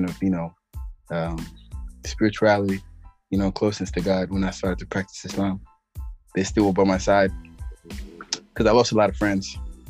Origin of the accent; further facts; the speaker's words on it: New York City, New York, United States; also born or lived in San Diego, California; And then I came to Brooklyn.